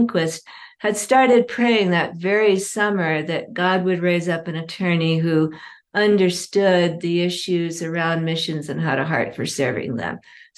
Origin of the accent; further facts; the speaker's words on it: Indonesia; Well, I grew up in Indonesia. My parents were doing work with an unreached people group